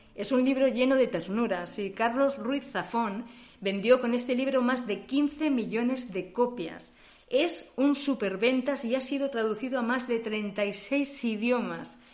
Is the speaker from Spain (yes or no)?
yes; Spain; now in Germany; Somos españolas, pero hace unos años que vivimos en Alemania